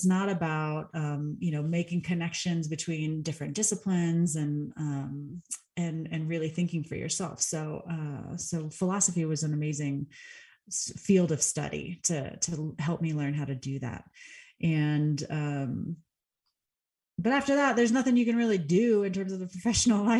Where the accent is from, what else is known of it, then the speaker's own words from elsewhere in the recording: Texas, United States; moved away as an adult; now in Colorado, United States; Texas, where I'm from